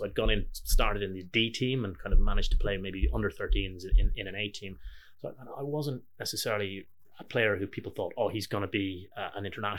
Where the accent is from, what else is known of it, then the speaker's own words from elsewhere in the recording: Ireland; I started in a very small Christian Brothers school in Ireland. I was the youngest of 6 kids